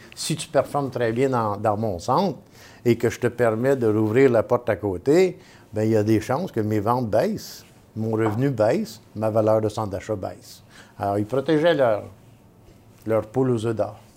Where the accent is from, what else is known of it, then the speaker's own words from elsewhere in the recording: Montreal, Quebec, Canada; je suis un vrai Montréalais